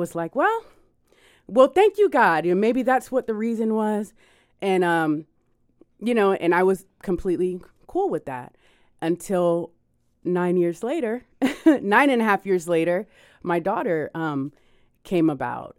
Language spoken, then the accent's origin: English; Miami, Florida, United States; I am from Miami